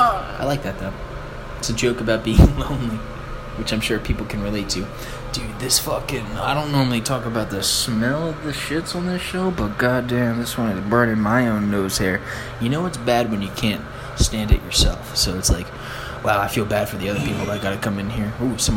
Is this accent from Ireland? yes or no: yes; Ireland; And I'm an Irish person.